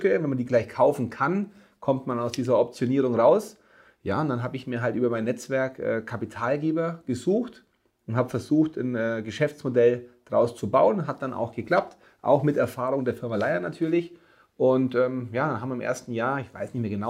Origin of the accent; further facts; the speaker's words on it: Augsburg, Bavaria, Germany; also born or lived in Cologne; ich bin geboren in Augsburg, gebürtiger Augsburger war dann mit äh, zwölf Mal für sechs Jahre in Köln, bin aber dann wieder hier in meine Heimat